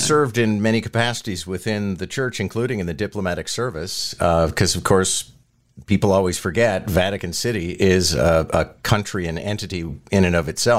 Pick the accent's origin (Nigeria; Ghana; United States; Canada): Canada; Montreal, Quebec; moved away as an adult; now in Toronto, Canada; But you and I are both Montrealers, so it was actually quite reluctantly that I left Montreal